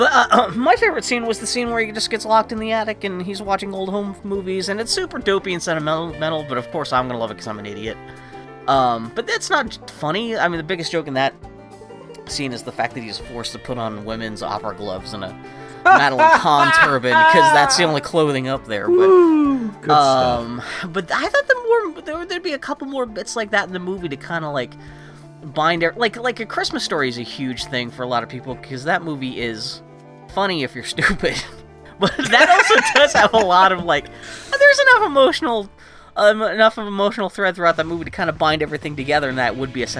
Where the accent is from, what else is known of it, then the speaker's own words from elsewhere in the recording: Pittsburgh, Pennsylvania, United States; I grew up in Pittsburgh, Pennsylvania.